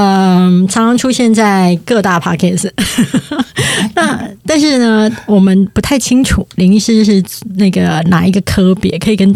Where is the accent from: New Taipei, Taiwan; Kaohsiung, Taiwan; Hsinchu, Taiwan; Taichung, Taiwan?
Kaohsiung, Taiwan; 那洗牙的时候，我当时是一个从高雄上来的人。